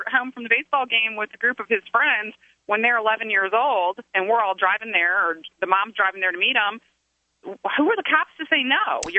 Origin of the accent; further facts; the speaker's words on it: Toledo, Ohio, United States; when I was a kid, uh, I, I grew up in Toledo.